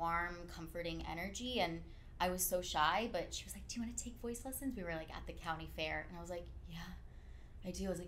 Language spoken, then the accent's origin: English; Placerville, California, United States; also born or lived in Redwood City, California; I'm from Northern California